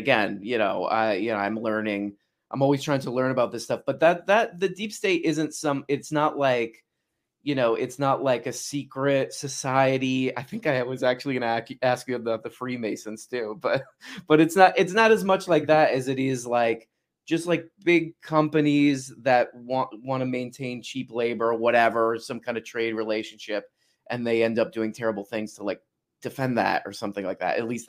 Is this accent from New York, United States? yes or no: no; Miami, Florida, United States; moved away; I grew up mostly in Miami.